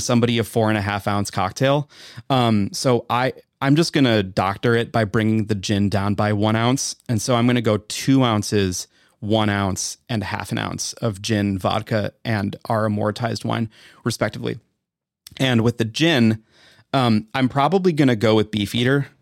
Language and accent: English; Wisconsin, United States; I'm from Wisconsin